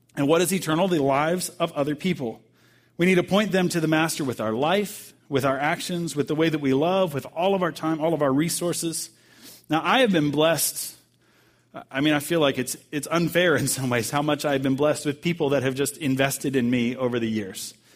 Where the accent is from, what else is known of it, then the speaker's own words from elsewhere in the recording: Bowie, Maryland, United States; moved away; my pastor back home uh, in Maryland is where I grew up in Bowie, Maryland